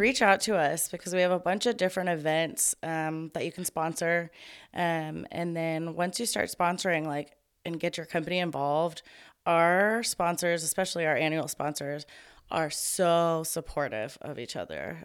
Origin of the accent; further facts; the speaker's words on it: Tomball, Texas, United States; am born and raised in Tomball, Texas